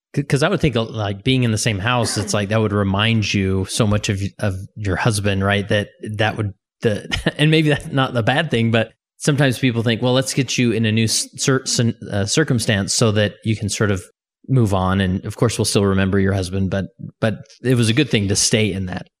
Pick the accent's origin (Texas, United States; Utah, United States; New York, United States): Utah, United States; Holladay; in Holiday, Utah, my hometown